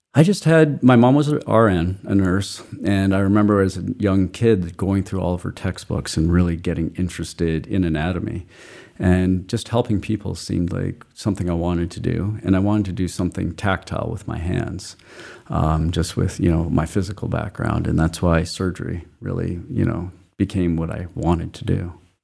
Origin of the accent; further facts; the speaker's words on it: Calgary, Alberta, Canada; moved away as an adult; also born or lived in Montreal, Canada; now in Cousins Island, Maine, United States; I grew up in Calgary, Alberta, Canada.